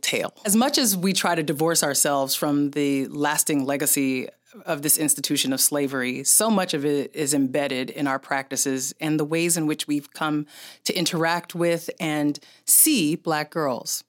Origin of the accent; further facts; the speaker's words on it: San Francisco, California, United States; I'm from San Francisco